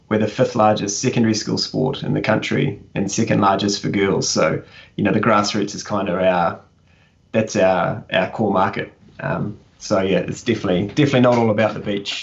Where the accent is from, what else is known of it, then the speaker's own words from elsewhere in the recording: Nelson, New Zealand; moved away as an adult; also born or lived in Whanganui / Dublin; now in Auckland, New Zealand; I grew up in Nelson, so played rugby for Nelson Bays up until like under 17.